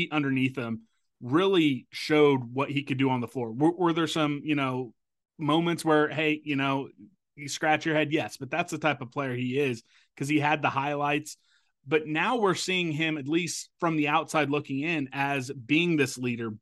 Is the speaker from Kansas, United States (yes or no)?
yes; Topeka, Kansas, United States; my hometown, Washburn Ichabods